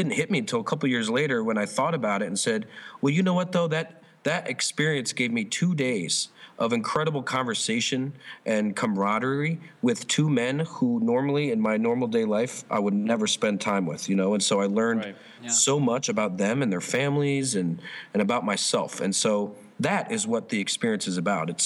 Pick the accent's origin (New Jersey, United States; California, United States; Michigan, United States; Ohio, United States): New Jersey, United States; I'm from New Jersey